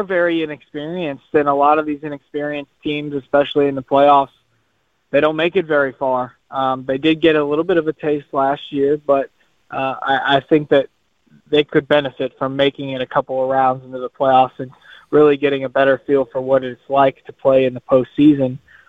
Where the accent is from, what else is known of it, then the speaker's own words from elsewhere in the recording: Louisville, Kentucky, United States; I'm from Louisville, Kentucky, which is where Muhammad Ali obviously spent a lot of his years